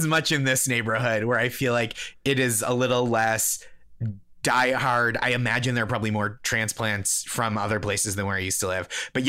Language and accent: English; Boston, Massachusetts, United States; now in Brooklyn, United States; I'm from the Boston area